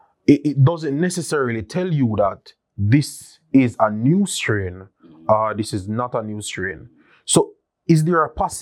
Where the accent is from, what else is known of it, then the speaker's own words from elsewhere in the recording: Jamaica; I'm talking as a Jamaican citizen.